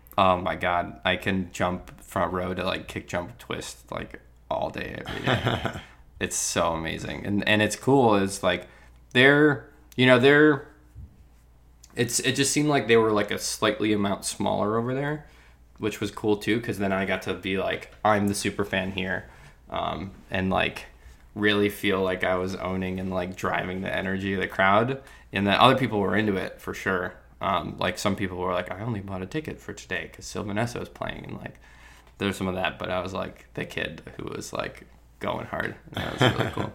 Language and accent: English; New York, United States; I'm the kid from New York here in London